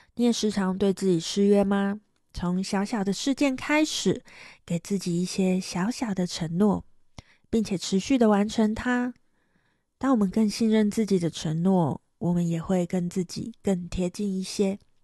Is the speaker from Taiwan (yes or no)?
yes; Taiwan; moved away as an adult; now in Seville, Spain; 我是台湾人